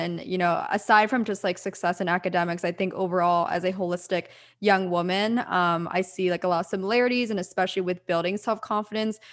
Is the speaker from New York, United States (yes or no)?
no; Pennsylvania, United States; moved away; also born or lived in Orange County, California; I'm from the East Coast. I'm from Pennsylvania